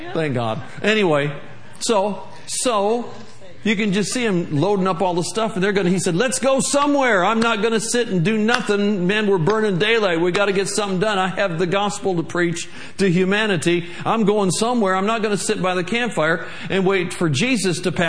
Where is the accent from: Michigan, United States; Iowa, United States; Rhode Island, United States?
Michigan, United States; moved away as an adult; also born or lived in Tulsa, Oklahoma; I'm from Michigan. We got lots of ice up there